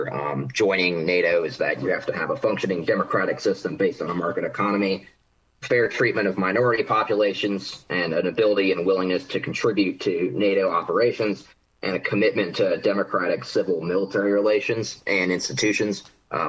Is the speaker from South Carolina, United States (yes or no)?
yes; South Carolina, United States; my home state of South Carolina